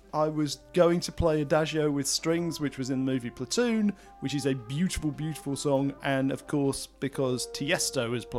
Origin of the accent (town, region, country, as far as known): England, United Kingdom; moved away